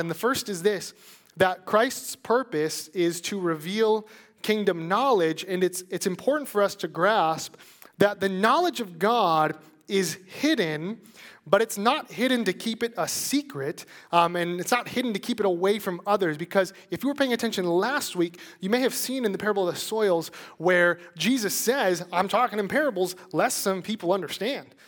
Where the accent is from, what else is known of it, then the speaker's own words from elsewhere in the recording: Chicago, Illinois, United States; moved away; I'm from Chicago